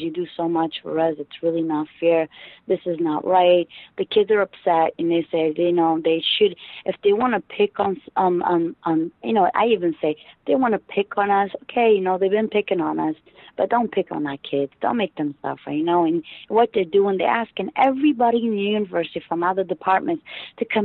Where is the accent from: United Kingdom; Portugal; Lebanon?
Portugal; now in United States; in Portugal, where I'm from.